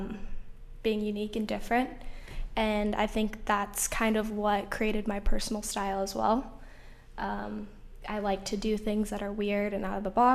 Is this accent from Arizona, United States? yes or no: no; Salt Lake City, Utah, United States; I grew up in Salt Lake City, where I went to a high school that was predominantly white